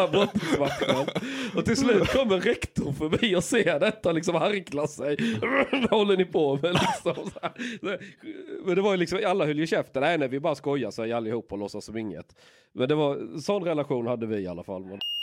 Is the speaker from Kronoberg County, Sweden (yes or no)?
no; Skåne, Sweden; jag växte upp i Skåne